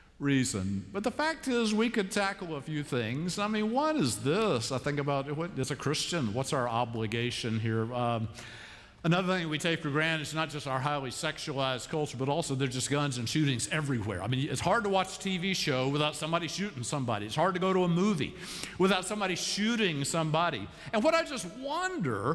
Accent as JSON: {"language": "English", "town": "Columbia", "region": "South Carolina", "country": "United States", "tie": "born or raised there", "also_born_or_lived": "Savannah, Georgia", "moved": "yes", "lives_now": "Charlotte, United States", "said": "I grew up in Savannah, Georgia, and then I grew up in Columbia, South Carolina in the 50s."}